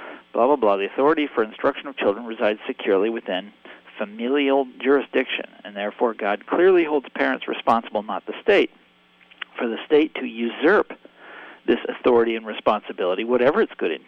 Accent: Kansas, United States; I grew up in Kansas

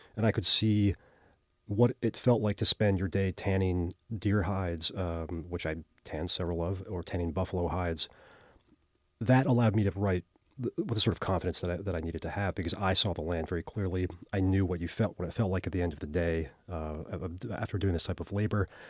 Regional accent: Baltimore, Maryland, United States; moved away as an adult; also born or lived in New York; now in Texas, United States; I grew up in Baltimore

